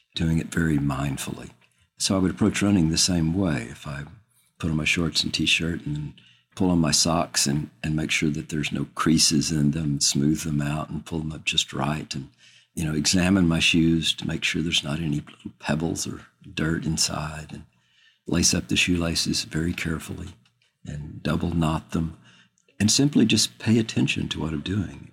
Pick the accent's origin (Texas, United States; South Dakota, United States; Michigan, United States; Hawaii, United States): Texas, United States; Austin; I'm from Austin, Texas